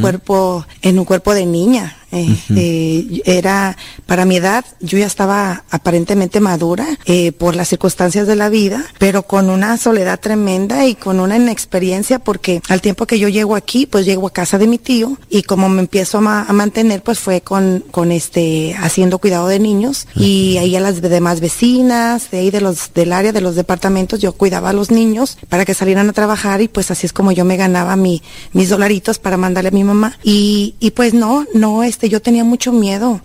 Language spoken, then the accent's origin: Spanish; Jalisco, Mexico; moved away; Soy de Jalisco, de Meca, Jalisco